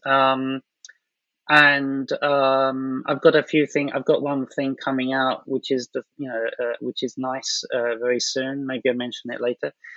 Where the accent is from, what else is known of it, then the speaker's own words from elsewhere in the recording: London, United Kingdom; moved away as an adult; now in Japan; I'm from London